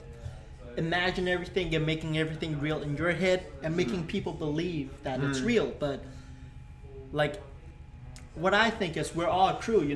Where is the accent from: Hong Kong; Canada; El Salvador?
Hong Kong; now in Japan; I'm from Hong Kong